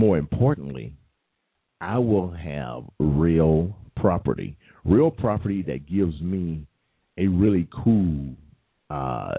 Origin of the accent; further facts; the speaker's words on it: United States; I'm American